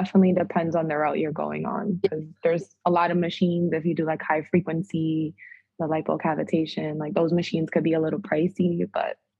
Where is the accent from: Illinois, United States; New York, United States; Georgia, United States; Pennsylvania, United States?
New York, United States; New York City; now in Waterbury, United States; I'm originally from Brooklyn, New York.